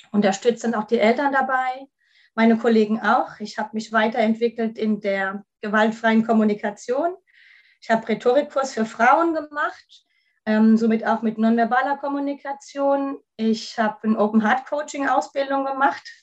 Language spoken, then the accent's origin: German; Kaiserslautern, Rhineland-Palatinate, Germany; ich komme aus Kaiserslautern, da wo der Betze jetzt in der dritten Liga ist